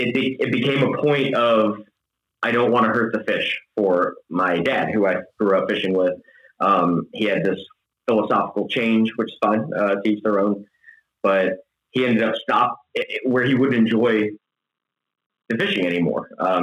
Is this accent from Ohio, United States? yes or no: no; Tampa, Florida, United States; also born or lived in Tallahassee, Florida / southern Wisconsin; originally from Tampa, Florida, moved to southern Wisconsin from Tallahassee, Florida, native Floridian